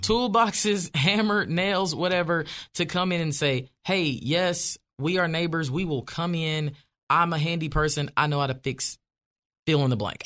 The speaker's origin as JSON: {"language": "English", "town": "Wynne", "region": "Arkansas", "country": "United States", "tie": "born or raised there", "moved": "as an adult", "lives_now": "Franklin, United States", "said": "I grew up in Ward Four"}